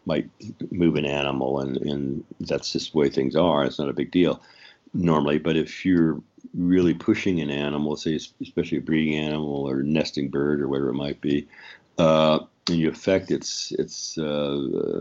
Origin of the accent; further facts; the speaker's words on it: Nebraska, United States; moved away as an adult; also born or lived in Boulder, Colorado; now in Yellowstone area, United States; I grew up in Nebraska until I was about 22 or so or three, and then I moved to Boulder towards the mountains